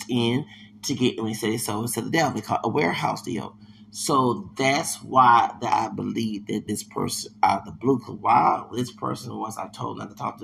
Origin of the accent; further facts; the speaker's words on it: Houston, Texas, United States; I'm from Houston.